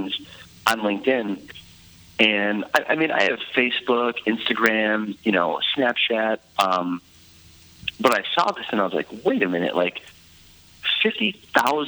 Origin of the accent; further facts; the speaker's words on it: Detroit, Michigan, United States; also born or lived in Grand Rapids, Michigan; I'm from Grand Rapids, Michigan, and, you know, born and raised in Detroit.